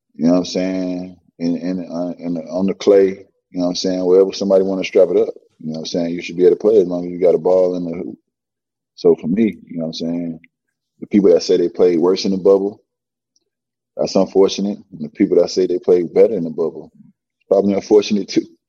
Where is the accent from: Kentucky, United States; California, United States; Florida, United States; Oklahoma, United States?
Florida, United States; Miami; I'm from Miami and born and raised here